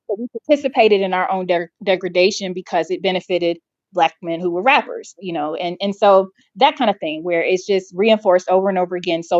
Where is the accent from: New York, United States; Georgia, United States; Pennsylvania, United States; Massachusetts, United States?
Georgia, United States; Atlanta; growing up in Atlanta with, you know, upwardly mobile Black folks